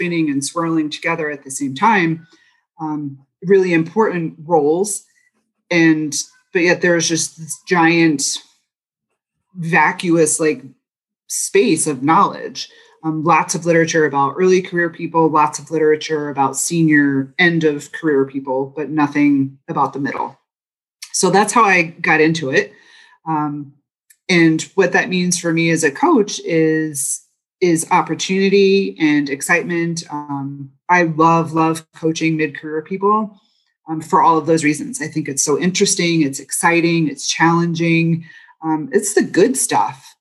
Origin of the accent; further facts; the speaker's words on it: East Coast, United States; moved away as an adult; also born or lived in Boston; now in Michigan, United States; I'm not a Michigander. I'm a transplant, born and raised on the East Coast and went to school in Boston.